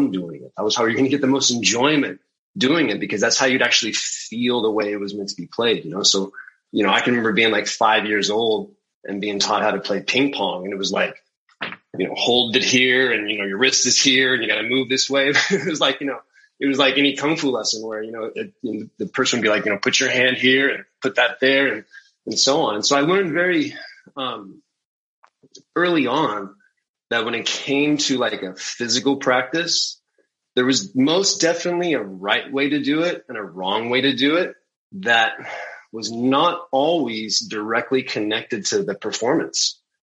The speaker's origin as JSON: {"language": "English", "region": "Central Valley of California", "country": "United States", "tie": "born or raised there", "said": "growing up in the Central Valley of California"}